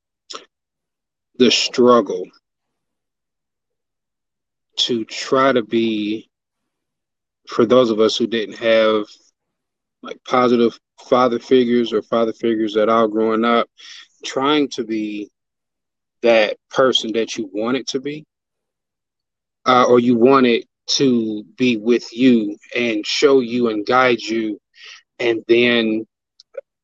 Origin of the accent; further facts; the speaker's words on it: Cincinnati, Ohio, United States; I'm born and raised in Cincinnati.